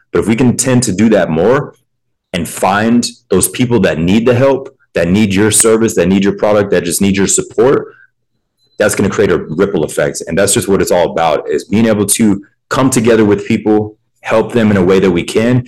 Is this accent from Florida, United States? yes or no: yes; Pensacola, Florida, United States; I grew up in the South as well. I'm originally from Pensacola, Florida, which is in the Panhandle